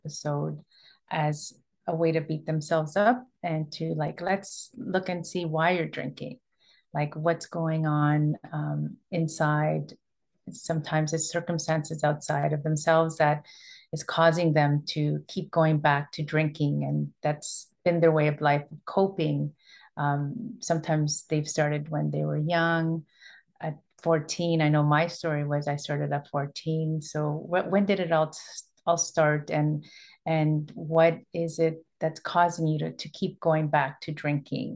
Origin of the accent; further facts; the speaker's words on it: Toronto, Ontario, Canada; I was born and raised in Toronto, and my parents immigrated from Ecuador in 74